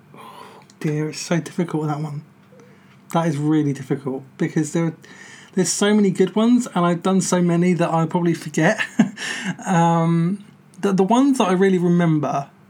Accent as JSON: {"language": "English", "country": "United Kingdom", "said": "we're British"}